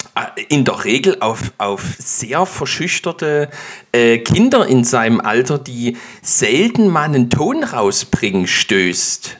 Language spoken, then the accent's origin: German; Dresden, Saxony, Germany; muss ich als Dresdner